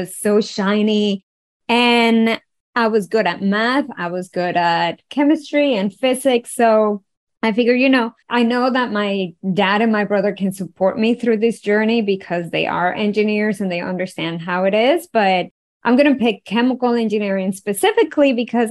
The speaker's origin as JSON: {"language": "English", "country": "Venezuela", "tie": "born or raised there", "said": "I was born and raised in Venezuela, and growing up in an oil-rich country"}